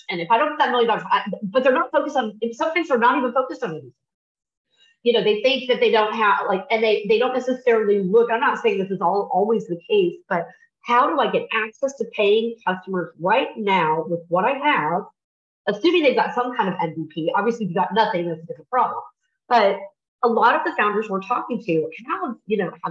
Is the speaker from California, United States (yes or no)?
no; Nebraska, United States; now in Texas, United States; I'm from Nebraska